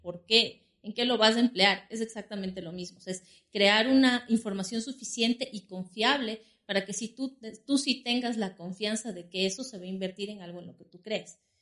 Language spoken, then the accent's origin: Spanish; Quito, Pichincha, Ecuador; nací aquí en la ciudad de Quito